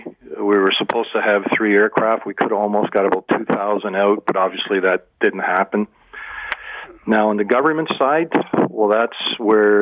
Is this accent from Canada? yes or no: yes; Canada; as a Canadian